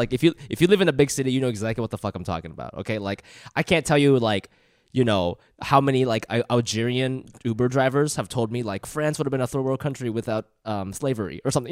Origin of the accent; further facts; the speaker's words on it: Ohio, United States; moved away as an adult; I grew up in Ohio